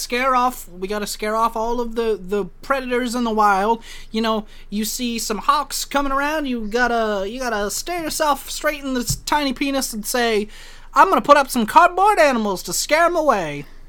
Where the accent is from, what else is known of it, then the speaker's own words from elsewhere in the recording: the South, United States; I'm good American boy of the South.